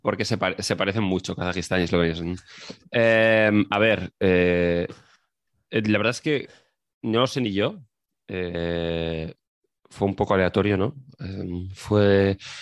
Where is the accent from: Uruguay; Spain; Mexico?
Spain; yo que soy de España